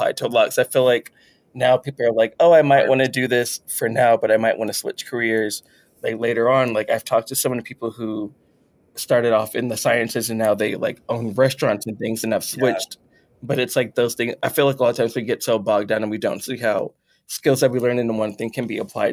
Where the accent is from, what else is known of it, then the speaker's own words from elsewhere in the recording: Texas, United States; we're both Texan